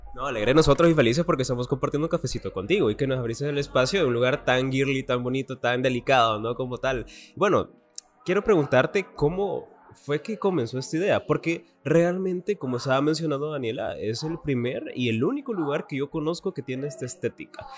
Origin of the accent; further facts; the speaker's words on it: El Salvador; nos caracteriza como, caracteriza como salvadoreños